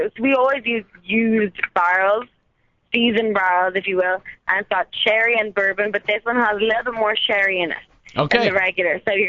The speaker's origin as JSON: {"language": "English", "town": "Dublin", "region": "Leinster", "country": "Ireland", "tie": "born or raised there", "moved": "as an adult", "said": "I'm from Dublin. I was born and raised, got hired in Dublin, and then got sent out here for a year"}